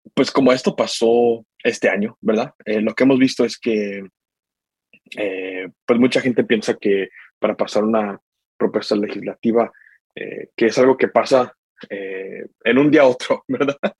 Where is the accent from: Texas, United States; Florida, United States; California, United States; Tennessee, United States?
Tennessee, United States; Knoxville; also born or lived in Guadalajara, Mexico; yo nací en Guadalajara, México. Eh, yo y mi mamá nos venimos acá a los Estados Unidos en el año 2000, donde hemos estado en Knoxville, Tennessee, desde ese tiempo. Eh, ahí es donde yo crecí